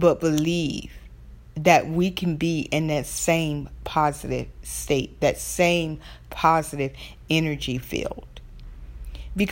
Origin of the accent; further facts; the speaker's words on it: the South, Southern United States, United States; accent: Southern; my Southern accent